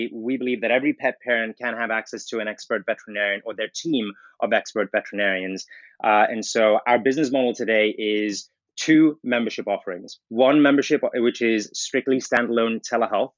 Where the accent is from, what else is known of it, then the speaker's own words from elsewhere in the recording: South Africa; moved away; I grew up in South Africa